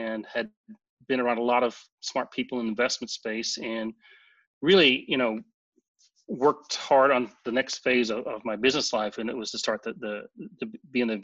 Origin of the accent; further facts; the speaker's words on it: Santa Monica, California, United States; now in Orange County, United States; I'm from Santa Monica